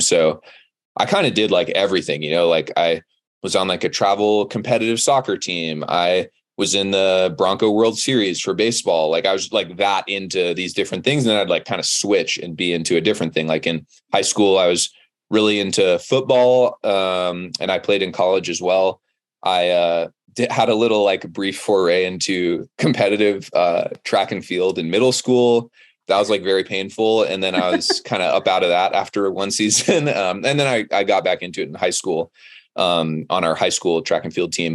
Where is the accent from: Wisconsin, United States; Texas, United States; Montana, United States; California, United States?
California, United States; Monterey; moved away as an adult; now in Boulder, United States; I grew up in Monterey, California, which is Central Coast